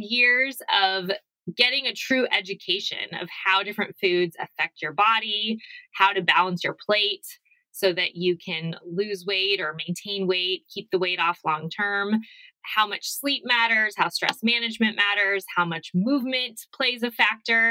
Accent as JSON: {"language": "English", "region": "Arizona", "country": "United States", "said": "I'm from Arizona."}